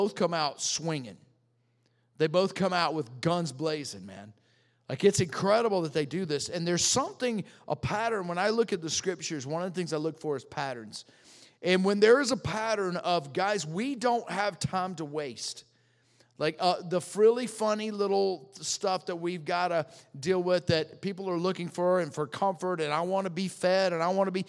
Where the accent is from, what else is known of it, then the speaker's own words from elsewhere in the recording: the South, United States; I'm from the South, man.